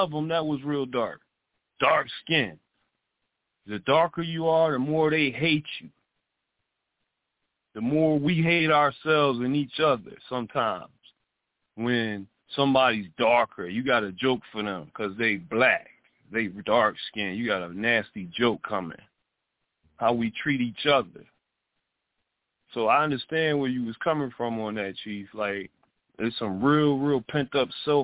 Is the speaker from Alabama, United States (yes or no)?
no; Detroit, Michigan, United States; I grew up in Detroit